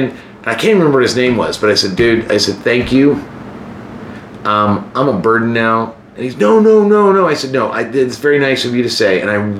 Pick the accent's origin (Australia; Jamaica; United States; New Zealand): United States; moved away as an adult; also born or lived in Kansas / Arkansas / Chicago; I'm from Kansas and Arkansas. I've never been in the city.